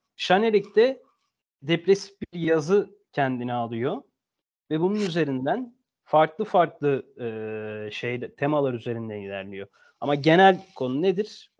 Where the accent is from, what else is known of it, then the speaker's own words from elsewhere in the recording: Turkey; Türkiye'de doğduk, Türkiye'liyiz.